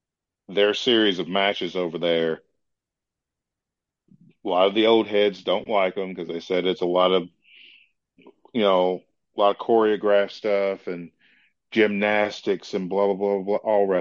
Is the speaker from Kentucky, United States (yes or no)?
yes; Hopkinsville, Kentucky, United States; I told him I'm from there